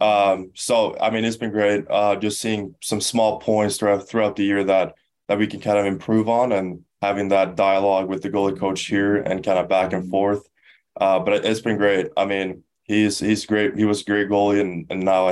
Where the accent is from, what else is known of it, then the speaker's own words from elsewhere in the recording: Stockholm, Stockholm County, Sweden; also born or lived in Skellefteå; now in United States; I'm from Stockholm